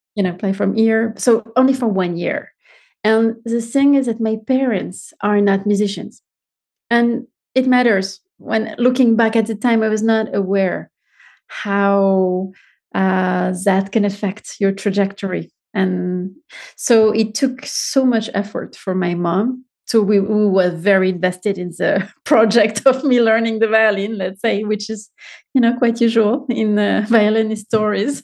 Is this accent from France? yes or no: yes; Marseille, Provence-Alpes-Côte d'Azur, France; moved away as an adult; also born or lived in Paris / Vienna / Munich / Taipei; I'm French and so I was born in Marseille, which is south of, of France